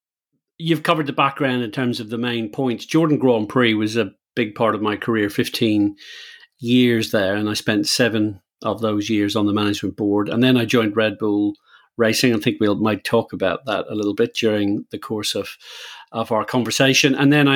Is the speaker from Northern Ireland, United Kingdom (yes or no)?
yes; Belfast, Northern Ireland, United Kingdom; Yeah, I think as a very white-skinned Irish person, I grew up in Belfast.